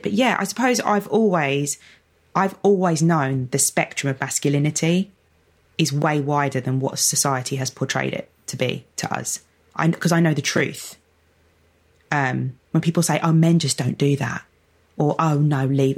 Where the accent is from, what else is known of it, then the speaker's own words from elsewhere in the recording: London, United Kingdom; I'm from Lewisham